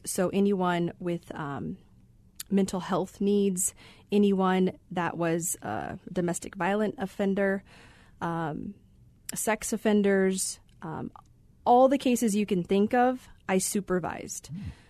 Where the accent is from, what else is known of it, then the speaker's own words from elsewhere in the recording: Phoenix, Arizona, United States; So my family is from there. We did move here to Phoenix when I was about four. So I grew up here in the Valley.